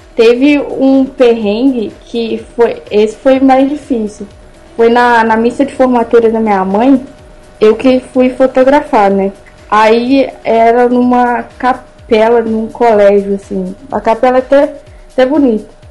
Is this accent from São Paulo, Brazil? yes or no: no; Juiz de Fora, Minas Gerais, Brazil; sou de Juiz de Fora, Minas